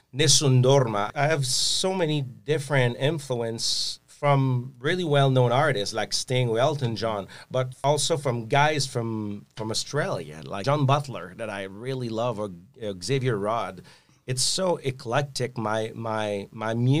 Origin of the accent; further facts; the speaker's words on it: Quebec, Canada; I'm French Canadian.